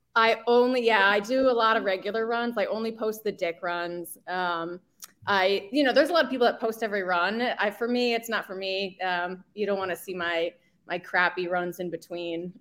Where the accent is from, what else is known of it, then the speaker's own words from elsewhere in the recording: New Jersey, United States; I was born and raised in New Jersey